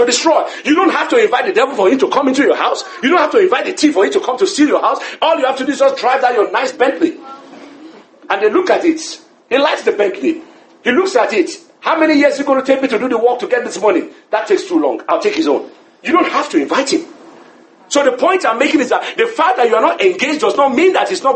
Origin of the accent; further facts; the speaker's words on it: Lagos, Nigeria; I grew up in Lagos